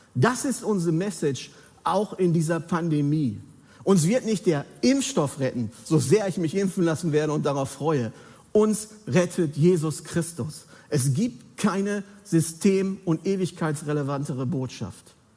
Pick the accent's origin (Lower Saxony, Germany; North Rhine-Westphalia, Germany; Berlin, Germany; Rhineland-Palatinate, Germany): North Rhine-Westphalia, Germany; Bergkamen; moved away; meiner Heimatgemeinde an, aus Bergkam, außen Ruhrpott.